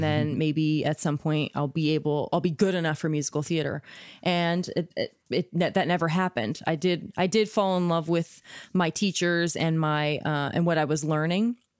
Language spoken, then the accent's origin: English; Kansas, United States; I grew up in Kansas